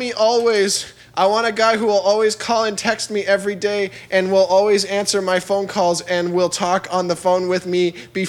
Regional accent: Winnipeg, Manitoba, Canada; born there; I'm 27 years old. I'm Filipino. I was born in Winnipeg, in Canada.

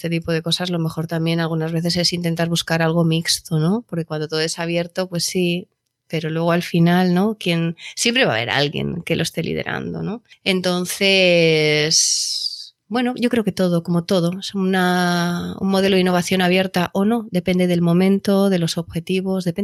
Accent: Valladolid, Castile and León, Spain; Yo soy nacida en Valladolid.

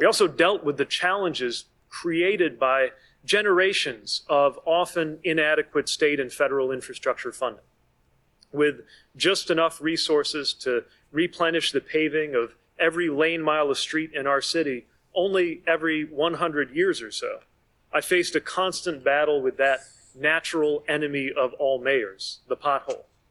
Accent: South Bend, Indiana, United States; My hometown, South Bend, Indiana

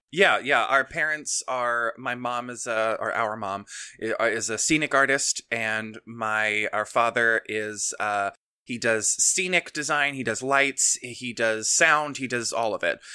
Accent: Kentucky, United States; moved away as an adult; now in Maine, United States; I'm originally from Kentucky, and I moved to Maine two years ago, three years ago this August

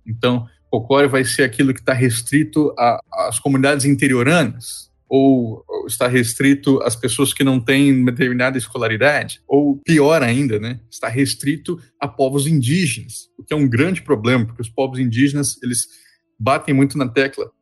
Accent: Mato Grosso do Sul, Brazil; moved away as an adult; also born or lived in Santa Catarina / Rio Grande do Sul; eu sou jornalista e pesquisador natural de Mato Grosso do Sul

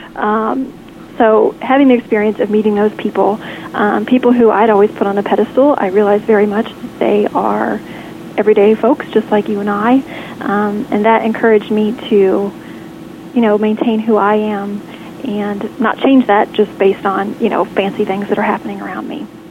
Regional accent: Lexington, Kentucky, United States; Today you are calling me in Lexington, Kentucky, my hometown

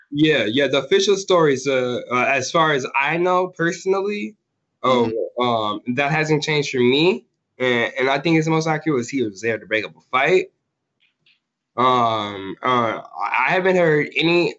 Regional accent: Racine, Wisconsin, United States; raised in um, Racine, Wisconsin

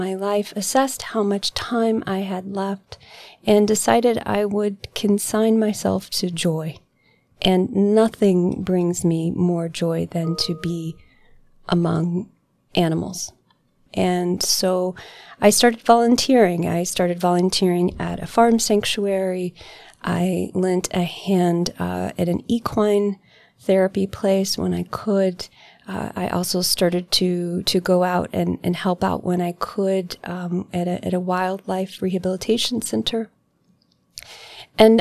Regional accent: Kentucky, United States; moved away as an adult; now in Asheville, United States; I grew up in Kentucky

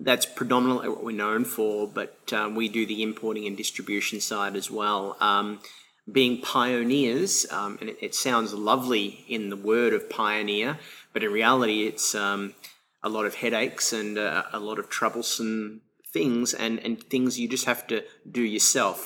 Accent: Melbourne, Victoria, Australia; moved away as an adult; now in Shanghai, China; I'm originally from Melbourne, Australia. I've been in China for a decade.

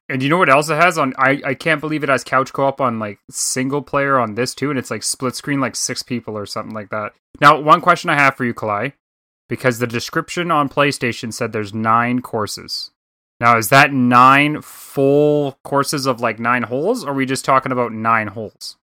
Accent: Canada; I'm just a Canadian guy up here

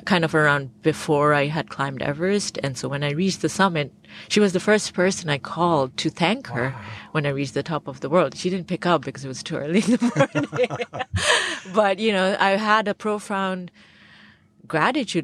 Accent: Bangladesh; I grew up in the Bay of Bengal right near Sundarbans, which is the largest mangrove forest

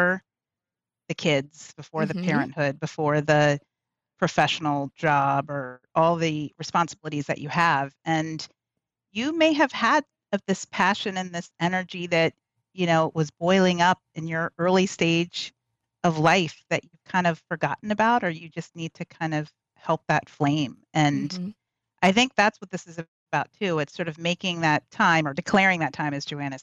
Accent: Texas, United States; I'm from Texas

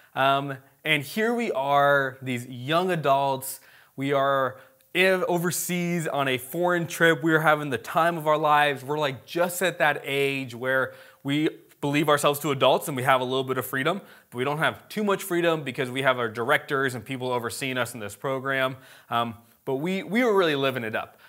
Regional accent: United States; we're American, like, we don't speak Hebrew

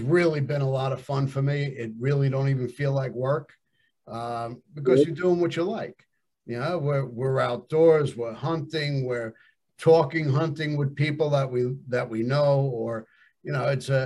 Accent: New York, United States; also born or lived in Long Island; I grew up in New York and, you know, I'm on Long Island

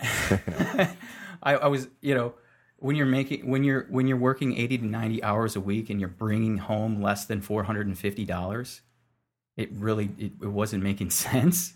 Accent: Lansing, Michigan, United States; I'm from Lansing, Michigan. So, I was born in, uh, Sparrow Hospital

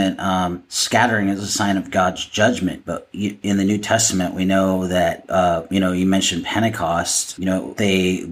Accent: Seattle, Washington, United States; also born or lived in Idaho; growing up in the Northwest of the United States, you know, Seattle, and living in Idaho, so I lived, you know, 90% of my life in that area.

